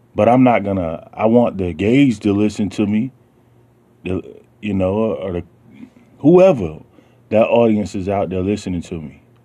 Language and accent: English; the South, United States; I'm from the South, so you know, I'm gonna have the way I talk is a lot different than cats from New York or you know California.